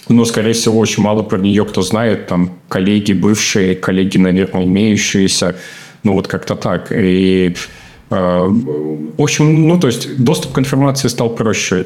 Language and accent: Russian; Smolensk, Smolensk Oblast, Russia; moved away as an adult; now in Germany; я вырос в Смоленске, и это такой маленький региональный город